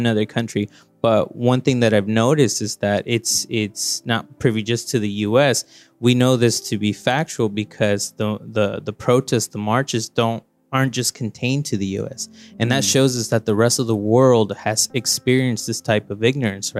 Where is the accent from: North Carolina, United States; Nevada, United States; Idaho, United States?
Nevada, United States; Reno; moved away as an adult; also born or lived in Los Angeles, California; now in Vancouver, Canada; I was born in Los Angeles, right? I lived there first 9 years of my life. And then we moved to little old town, Reno, Nevada. It's a very small town. So that's in northern Nevada, and that's basically where I grew up the rest of my life